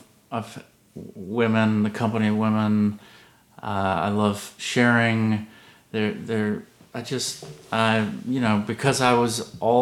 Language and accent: English; Savannah, Georgia, United States; also born or lived in Atlanta, Georgia; I'm from the South